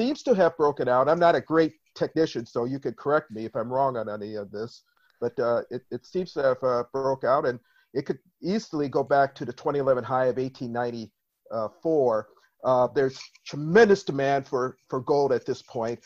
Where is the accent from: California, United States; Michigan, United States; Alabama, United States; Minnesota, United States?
Minnesota, United States; I'm from Minnesota